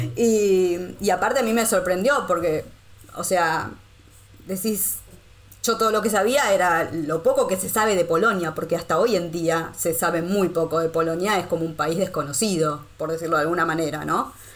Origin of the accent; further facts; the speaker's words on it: Argentina; moved away as an adult; also born or lived in Costa Rica / Rome, Italy; now in Wrocław, Poland; yo salí de Argentina en el 2012